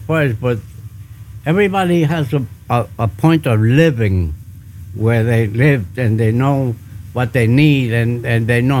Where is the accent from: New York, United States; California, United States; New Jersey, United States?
New York, United States; also born or lived in Ponce, Puerto Rico; I was born there, but I was born there till I was about 5 years old. And then they brought me down here. And I was raised here in the States all my life.